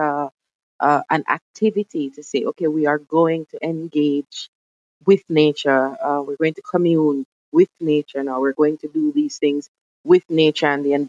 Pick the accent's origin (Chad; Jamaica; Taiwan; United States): Jamaica; also born or lived in England; now in United Kingdom; I grew up in Jamaica as what I call an uptown girl